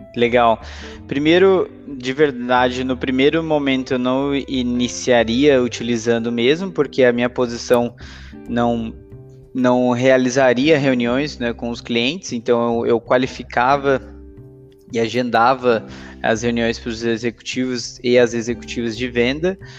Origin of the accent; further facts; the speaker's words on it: Brazil; also born or lived in Canada / Santos; sou natural do Brasil, né? Hoje moro em Santos